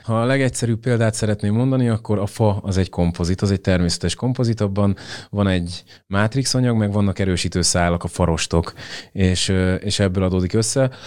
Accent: Hungary; moved away as an adult; also born or lived in England; kétezer-tizennyolc óta akkor költöztünk haza Angliából

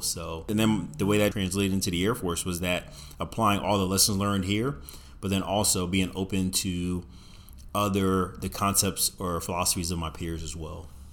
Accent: Virginia Beach, Virginia, United States; I grew up in Virginia Beach, seeing Navy F fourteen, Tomcats, and F eighteen Hornets flying around all the time

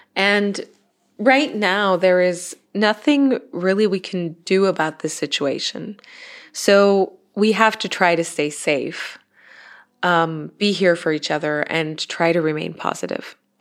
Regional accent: Innsbruck, Tyrol, Austria; here in my hometown in Innsbruck in Austria

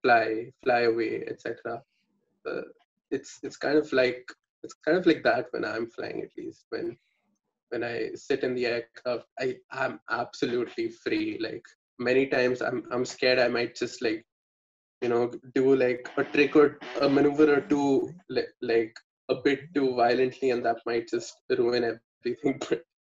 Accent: Bangalore, Karnataka, India; I'm from Bangalore, so I know the Bangalore region folks

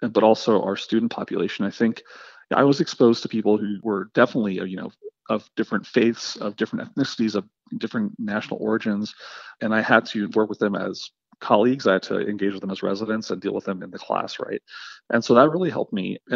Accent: Afghanistan; born there; So I was born in Afghanistan, right, which is sort of notoriously one of the most corrupt countries in the world.

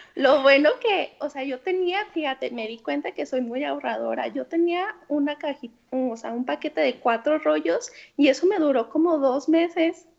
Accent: Guadalajara, Jalisco, Mexico; also born or lived in Milan, Italy; soy de Guadalajara

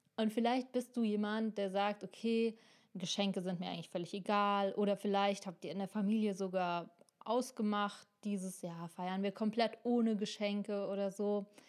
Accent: Germany; wir Deutschen

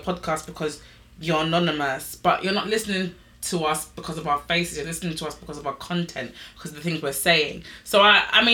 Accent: England, United Kingdom; we're English.

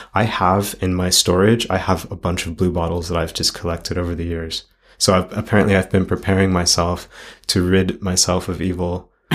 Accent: Los Angeles, California, United States; as a child growing up in Los Angeles

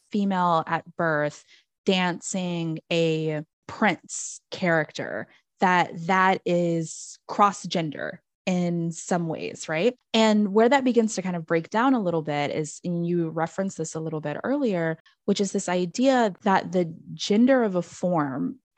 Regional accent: Banyumas, Central Java, Indonesia; not only because I'm from Banyumas, am I interested in Lengger. You know, we had to do dance lessons in elementary school, so we learned all the regional dances

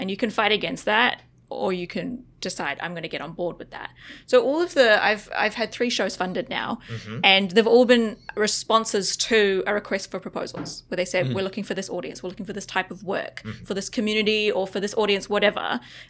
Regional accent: Australia; also born or lived in New Zealand / Vietnam; I grew up in Australia and New Zealand. And then I actually also spent about 3 years in Vietnam.

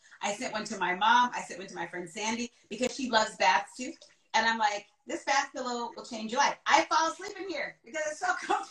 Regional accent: Jamaica; So I am like Jamaican, right?

